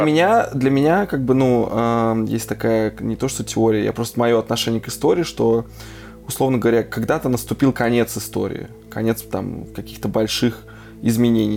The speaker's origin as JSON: {"language": "Russian", "country": "Russia", "tie": "born or raised there", "moved": "yes", "lives_now": "Erfurt, Germany", "said": "я как бы родился в России"}